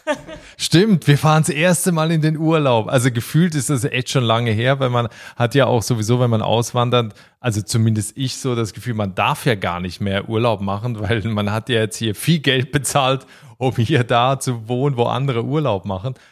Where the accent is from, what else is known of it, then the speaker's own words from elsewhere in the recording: Switzerland; moved away as an adult; also born or lived in Berlin, Germany; now in Ireland; ich habe noch einen Schweizer Pass, dass es meine Heimat ist